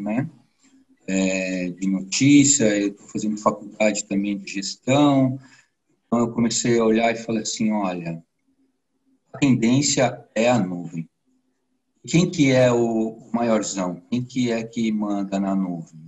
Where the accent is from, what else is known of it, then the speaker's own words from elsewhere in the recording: São Paulo, Brazil; also born or lived in Cotia; eu sou de São Paulo, onde eu moro no município da Grande São Paulo chamado Cotia